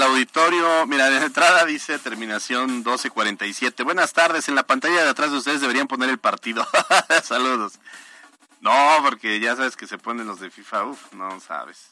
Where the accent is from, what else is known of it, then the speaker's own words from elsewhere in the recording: Mexico; yo soy mexicano y quiero mi país